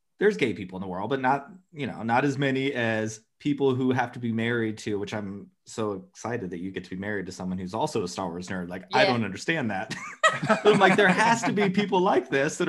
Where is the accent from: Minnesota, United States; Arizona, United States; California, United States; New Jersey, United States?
Arizona, United States; Phoenix; I grew up in Arizona, and I grew up like in the suburbs, but in the city in Phoenix